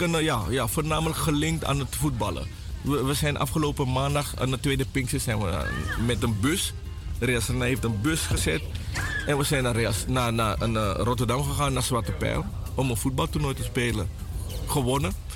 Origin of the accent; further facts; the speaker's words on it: Suriname; now in Netherlands; mijn jeugd was in Suriname